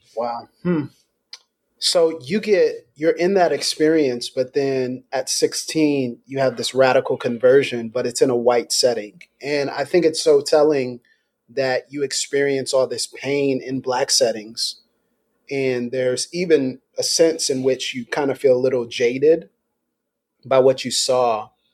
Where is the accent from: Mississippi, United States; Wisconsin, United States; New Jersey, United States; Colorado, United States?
Mississippi, United States; Meridian; moved away as an adult; now in Pensacola, United States; I'm from Meridian, Mississippi.